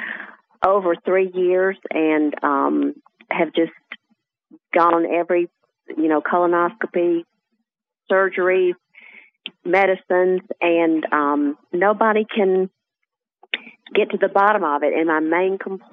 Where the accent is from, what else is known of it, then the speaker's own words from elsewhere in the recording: Birmingham, Alabama, United States; I'm in Birmingham, Alabama.